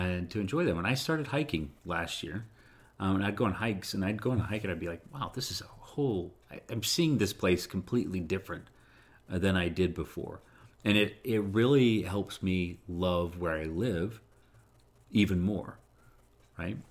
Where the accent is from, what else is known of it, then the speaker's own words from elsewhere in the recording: Utah, United States; I tell people I'm from Utah